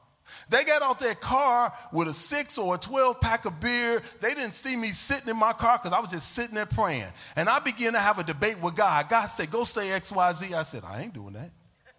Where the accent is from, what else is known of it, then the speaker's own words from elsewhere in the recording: Chicago, Illinois, United States; I was down on the Lake Michigan, right? I'm from Chicago.